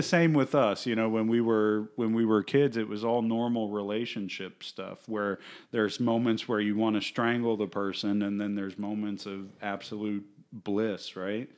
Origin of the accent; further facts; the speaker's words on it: Fort Myers, Florida, United States; I grew up here in Fort Myers